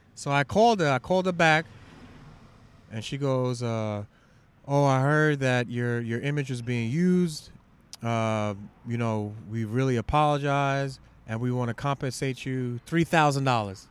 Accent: New York City, New York, United States; I'm from Shaolin

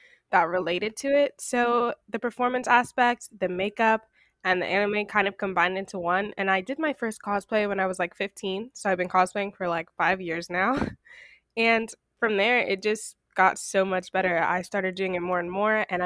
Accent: Florida, United States; now in Washington, D.C. area, United States; I was born in Florida, but I'm currently staying in the DMV

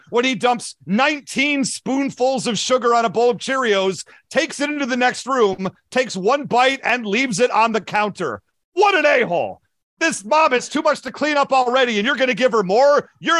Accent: New York City, New York, United States; now in New Jersey, United States; I'm from New York. I'm a New Yorker who I live in New Jersey, but I'm a New Yorker. God dang it. My teams play in New Jersey.

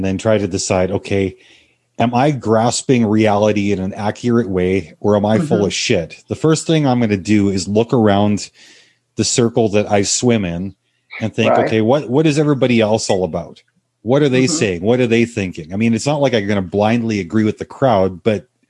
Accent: Canada; I'm Canadian, eh

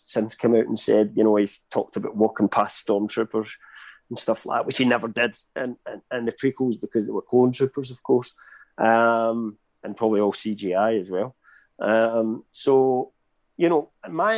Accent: United Kingdom; I'm British

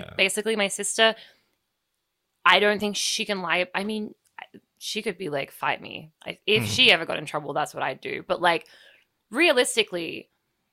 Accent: Australia; accent: Australian; moved away; my Australian accent

